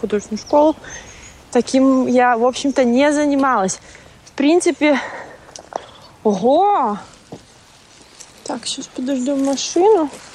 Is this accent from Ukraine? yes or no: no; Latvia; first language Russian; я училась э, в латышской школе, которая здесь в граверах была